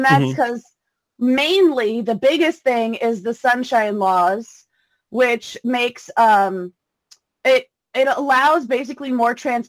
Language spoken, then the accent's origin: English; Gulf Coast of Florida, United States; moved away as an adult; also born or lived in Southern California / Gainesville, Florida; now in Eugene, United States; I grew up in Florida. I grew up on the Gulf Coast of Florida. Okay. And there were a lot of like swamplands, marshlands to go trudging through.